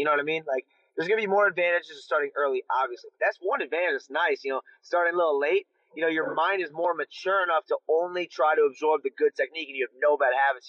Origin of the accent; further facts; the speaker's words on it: Aurora, Ohio, United States; So from the Cleveland area, I grew up in this, I shouldn't say Cleveland, more 30 minutes south called Aurora.